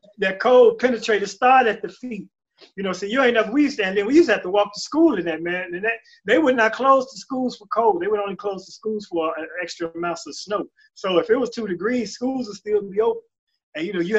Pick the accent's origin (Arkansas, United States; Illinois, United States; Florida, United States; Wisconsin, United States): Illinois, United States; Chicago; I'm South Side and I'm Chicago